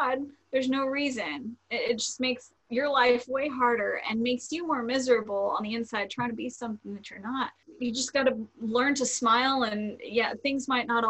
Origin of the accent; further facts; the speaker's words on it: Florida, United States; I was born and raised in Florida